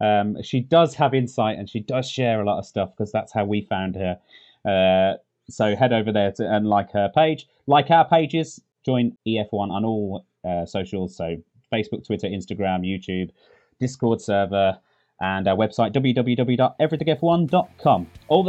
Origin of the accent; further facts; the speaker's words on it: United Kingdom; Okay, we're British fans, obviously, so we do have a slight bias towards the British drivers.